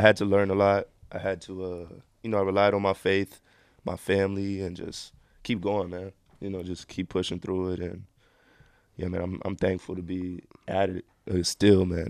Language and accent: English; Miami, Florida, United States; moved away; also born or lived in Israel / Argentina; I'm from Miami